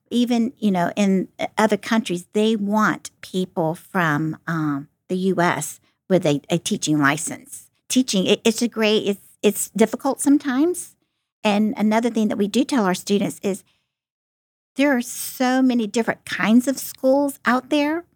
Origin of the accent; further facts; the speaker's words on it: Florida, United States; moved away as an adult; now in Ohio, United States; I'm from Florida